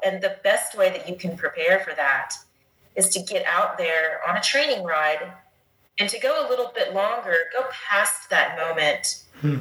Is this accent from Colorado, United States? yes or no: yes; Dolores, Colorado, United States; my hometown of Dolores, Colorado.